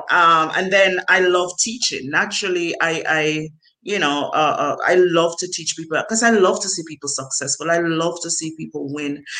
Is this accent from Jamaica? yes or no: yes; Jamaica; growing up in Jamaica, I did not have electricity in my home